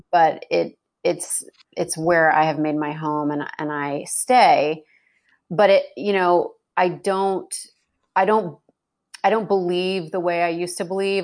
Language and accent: English; United States; moved away as an adult; also born or lived in New York / New Jersey / Brooklyn; now in Houston, United States; growing up in New, New York and New Jersey